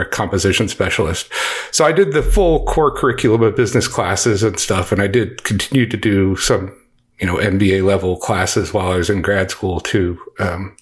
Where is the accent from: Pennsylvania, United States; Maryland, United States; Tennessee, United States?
Maryland, United States; DC suburbs; moved away as an adult; also born or lived in Texas; now in Dallas-Fort Worth, United States; I grew up in Maryland in the DC suburbs